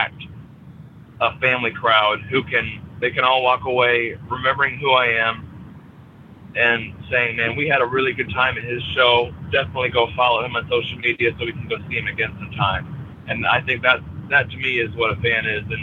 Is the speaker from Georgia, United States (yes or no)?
no; Fort Ann, New York, United States; a venue in my hometown